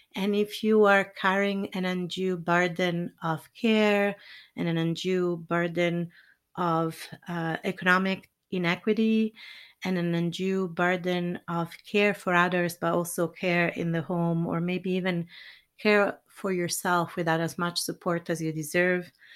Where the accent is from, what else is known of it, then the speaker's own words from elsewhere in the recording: Italy; moved away; I'm originally from Italy